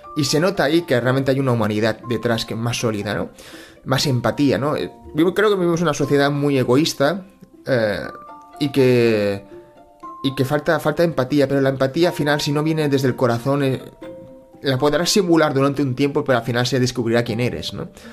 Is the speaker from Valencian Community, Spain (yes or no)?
no; Barcelona, Catalonia, Spain; yo he nacido en Cataluña, he nacido en Barcelona, yo me siento catalán y español